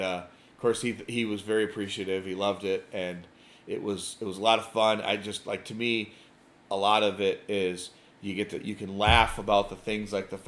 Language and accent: English; Joliet, Illinois, United States; moved away; I grew up in the Joliet area